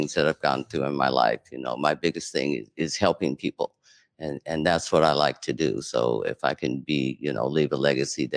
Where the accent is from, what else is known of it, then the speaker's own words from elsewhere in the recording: Seattle, Washington, United States; I'm originally from Central District